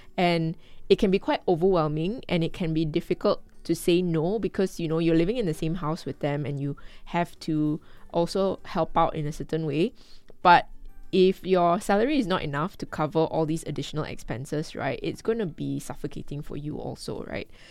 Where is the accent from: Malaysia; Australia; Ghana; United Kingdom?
Malaysia; Kuala Lumpur; I'm a Malaysian and I grew up in Kuala Lumpur.